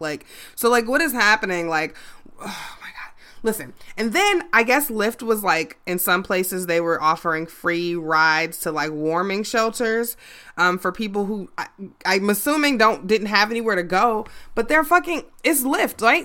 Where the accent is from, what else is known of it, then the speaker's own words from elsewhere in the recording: Chicago, Illinois, United States; my hometown